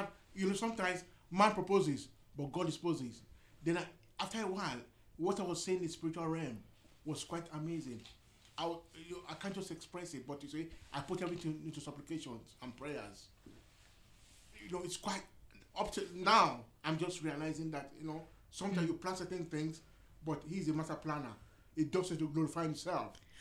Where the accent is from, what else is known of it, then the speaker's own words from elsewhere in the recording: Nigeria; moved away as an adult; now in United Kingdom; I was born in this part of the world, but I grew up in Africa, Nigeria.